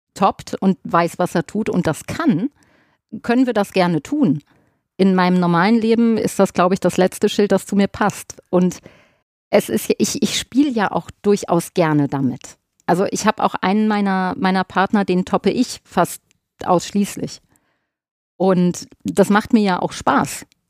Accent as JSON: {"language": "German", "area": "Ruhr area", "region": "North Rhine-Westphalia", "country": "Germany", "said": "bei uns im Pott"}